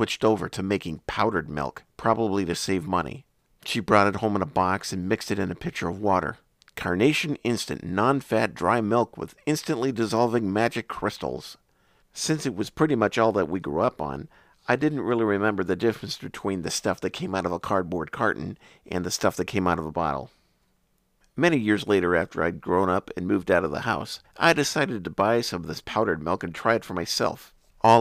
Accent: Bismarck, North Dakota, United States; When I was growing up in Bismarck, North Dakota, back in the late 60s and early 70s

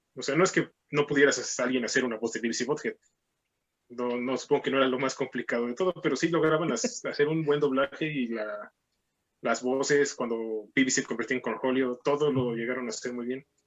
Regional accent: Mexico; also born or lived in Mexico City; somos, éramos mexicanos, sino gringos

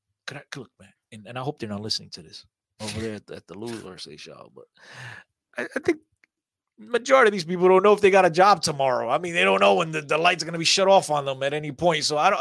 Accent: Aveiro, Aveiro District, Portugal; moved away; I was born at Hospital Aveiro.

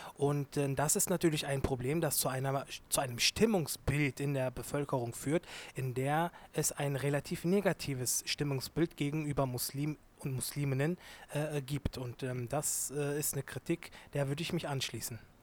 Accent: Germany; Ich bin sowohl Türke als auch Deutscher. Ich bin Deutsch-Türke

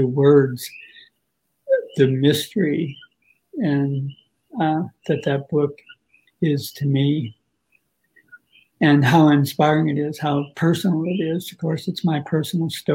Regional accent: South Dakota, United States; I was born in South Dakota in a small sort of agricultural town of about 10,000.

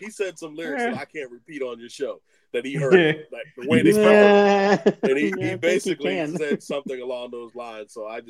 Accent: Maryland, United States; from Rockville, but I'm from Maryland.

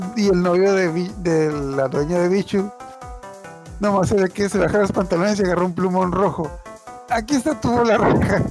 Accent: Mexico; nosotros somos de México

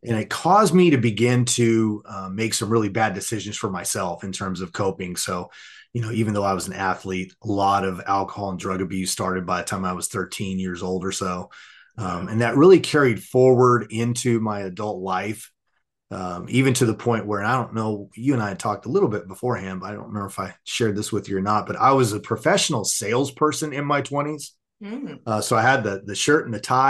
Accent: Southern California, United States; I grew up in Southern California

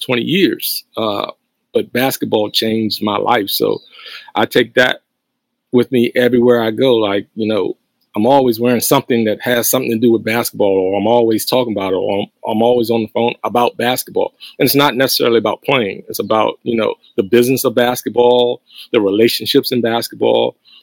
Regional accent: Hurt, Virginia, United States; my hometown

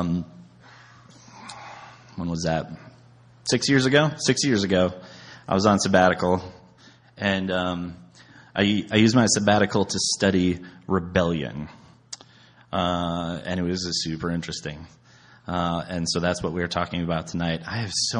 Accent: South Dakota, United States; punk rock scene that I grew up in South Dakota

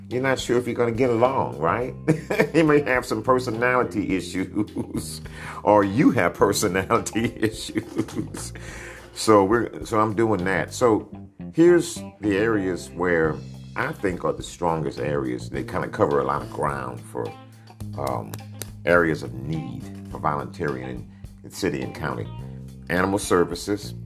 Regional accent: Dickinson, Texas, United States; also born or lived in Sugar Land, Texas; I grew up in on Sunset in Moore's Edition, where it turns from black to not all black, integrated

